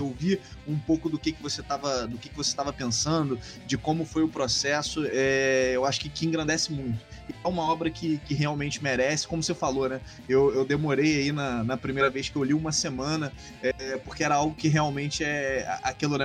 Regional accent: Rio de Janeiro, Brazil; Eu sou carioca

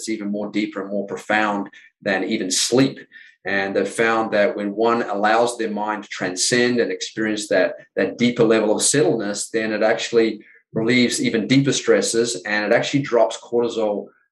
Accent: New Zealand; moved away as an adult; growing up in New Zealand, the first 20 years of my life

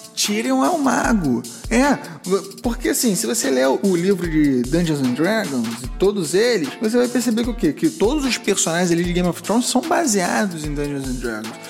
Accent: Rio de Janeiro, Brazil; accent: carioquês; first language Portuguese and Spanish (joked as portunhol); also born or lived in Uruguay; aprendi a falar portunhol antes do carioquês

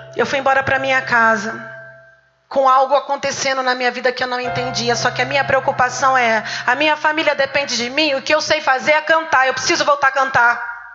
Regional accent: Catanduva, São Paulo, Brazil; moved away as an adult; also born or lived in Ribeirão Preto; Com 19 anos eu me mudei, eu morava em Catanduva, aqui pertinho. Eu fui nascida em Catanduva, tenho parentes em Catanduva

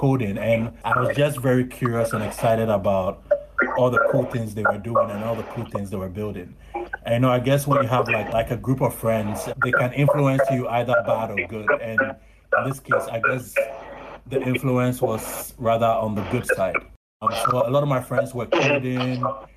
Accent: Ghana; I'm a Ghanaian and I spend most of my time in Ghana

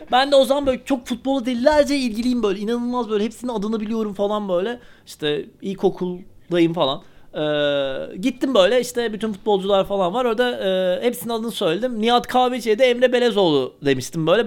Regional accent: Eskişehir, Turkey; ben Eskişehirli olarak

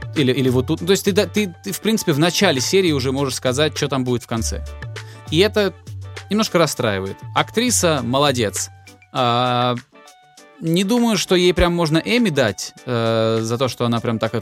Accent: Volgograd, Volgograd Oblast, Russia; also born or lived in Moscow; now in Tbilisi, Georgia; Я же из Волгограда, и там летом, типа, очень сильно жарко, а зимой очень сильно холодно.

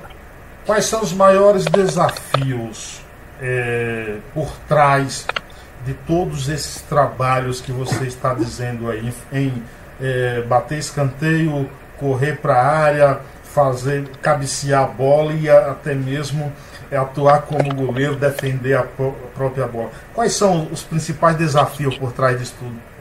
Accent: Nova Soure, Bahia, Brazil; now in São Paulo, Brazil

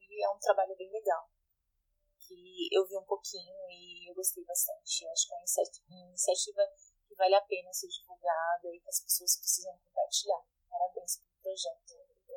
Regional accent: Pajeú region, Pernambuco, Brazil; moved away; eu sou da Fogagem da Engazeira, que é no setor do Pajeú

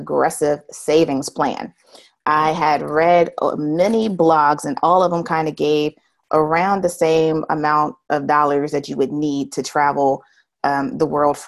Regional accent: United States; accent: American; I'm from America

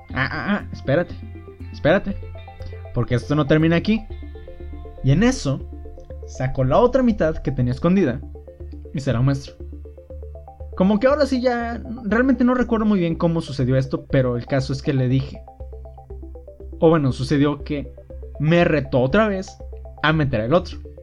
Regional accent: Mexico; como buen mexicano

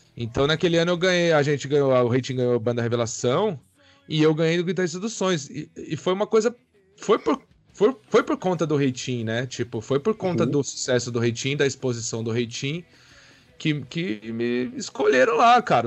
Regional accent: Pirassununga, São Paulo, Brazil; now in São Paulo, Brazil; eu sou de Pirassununga, né? Do interior de São Paulo, nasci lá

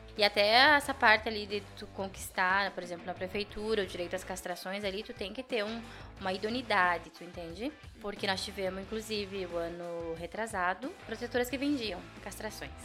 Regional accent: Brazil; fui criada ali em Panceretã, tá? E meu avô tinha animais

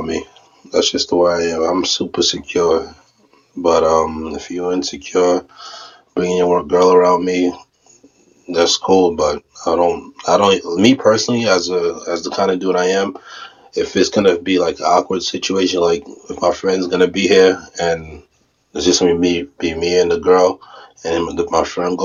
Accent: New York, United States; I'm from New York

